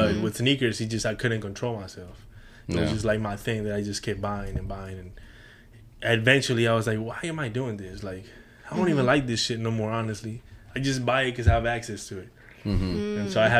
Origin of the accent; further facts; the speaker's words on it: Houston, Texas, United States; So everything, I'm telling you, I grew up in the Heights.